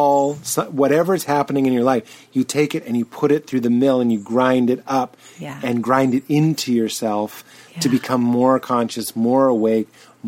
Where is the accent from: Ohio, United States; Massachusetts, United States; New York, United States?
Massachusetts, United States; Boston; I'm from Boston and it was the 90s